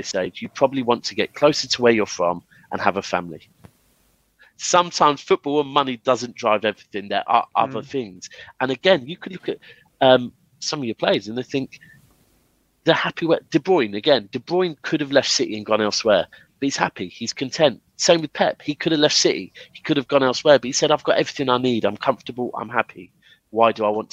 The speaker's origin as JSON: {"language": "English", "region": "England", "country": "United Kingdom", "said": "as English"}